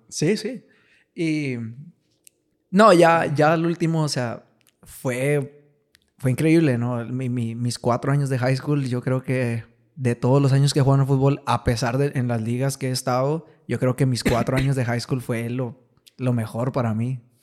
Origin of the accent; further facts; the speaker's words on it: Piedras Negras, Coahuila, Mexico; moved away; Yo, yo soy de aquí de Piedras. Ajá. Me, crié aquí en Piedras.